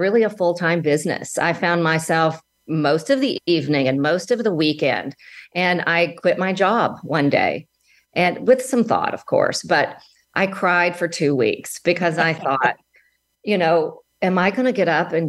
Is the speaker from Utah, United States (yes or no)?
no; Alabama, United States; moved away as an adult; now in Dallas, United States; I was from Alabama originally, and I moved to Dallas just for a temporary job